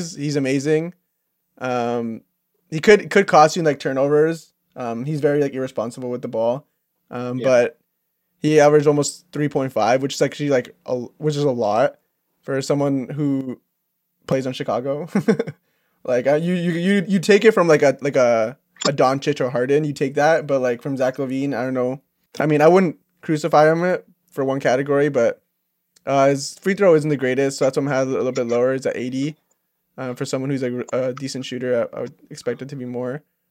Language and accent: English; Canada; as Canadian